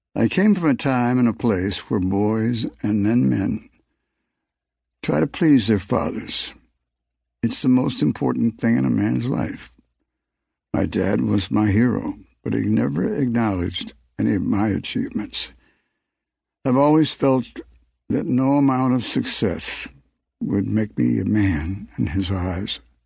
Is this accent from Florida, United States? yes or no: yes; Palm Beach County, Florida, United States; Growing up in Palm Beach County, Florida, I went by the name of ….